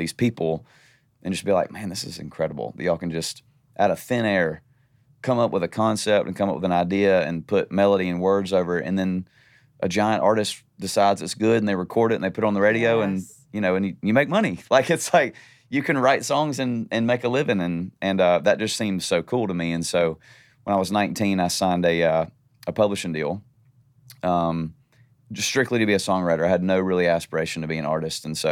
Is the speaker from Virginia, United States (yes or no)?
no; Nashville, Tennessee, United States; also born or lived in Valdosta, Georgia; we moved to Nashville when I was like 18 months old. I was born in Valdosta, Georgia